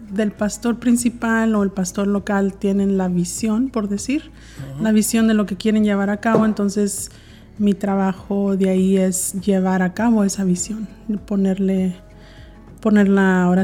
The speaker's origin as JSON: {"language": "Spanish", "town": "Brownsville", "region": "Texas", "country": "United States", "tie": "born or raised there", "also_born_or_lived": "Monterrey, Nuevo León, Mexico", "said": "de Brownsville, Brownsville, Texas, en la frontera con Matamoros, Tamaulipas. Entonces ahí crecí. Entonces me considero, pues, sí mexicana"}